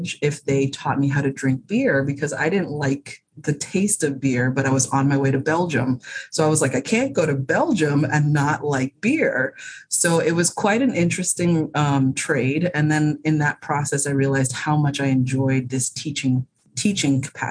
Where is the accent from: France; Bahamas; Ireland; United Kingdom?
Bahamas; moved away as an adult; now in United States; I was born and raised in the Bahamas